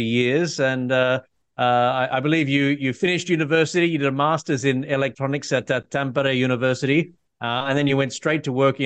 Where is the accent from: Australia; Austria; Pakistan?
Australia; I'm an Australian patent attorney